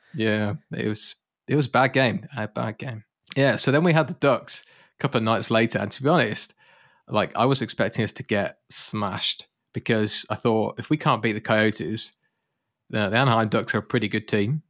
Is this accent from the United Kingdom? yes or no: yes; United Kingdom; moved away; I'm British